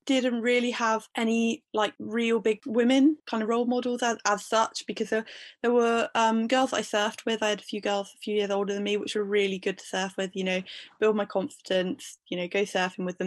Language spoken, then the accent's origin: English; Bude, South West England, United Kingdom; I live in Bude and I've always lived in Bude, grew up here